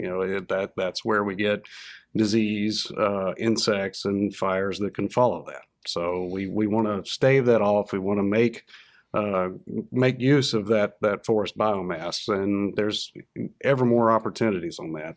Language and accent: English; North Louisiana, United States; moved away as an adult; now in Arkansas, United States; growing up in North Louisiana, there was always kind of a little bit of a looking down their nose at you from South Louisiana.